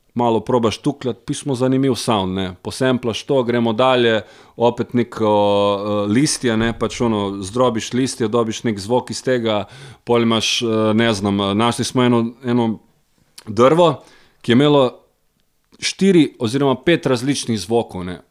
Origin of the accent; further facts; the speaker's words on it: Vinica, White Carniola, Slovenia; Zmeraj smo rekli, smo iz Vinice, smo iz Bele krajine.